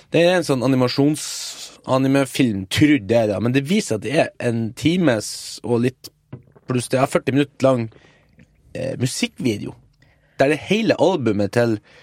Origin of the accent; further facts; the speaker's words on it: Northern Norway, Norway; moved away; also born or lived in Nigeria; Jeg har vært hjemme i Nord-Norge og hjulpet morsan